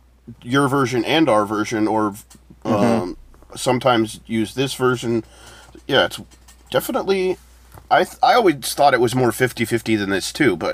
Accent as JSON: {"language": "English", "country": "United States", "said": "you know, we're American."}